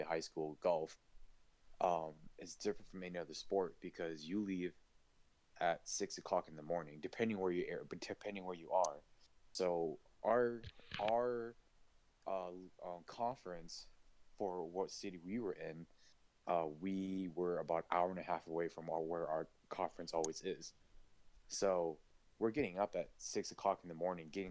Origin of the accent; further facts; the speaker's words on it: Wisconsin, United States; I was born and raised in Wisconsin